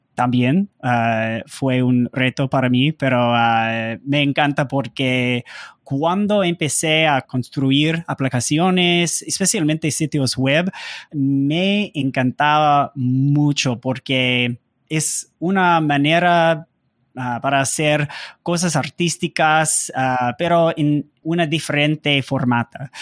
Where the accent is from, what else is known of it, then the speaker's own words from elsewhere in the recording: United States; Spanish is a second language; soy gringo, entonces Ah, siempre es difícil para hablar en español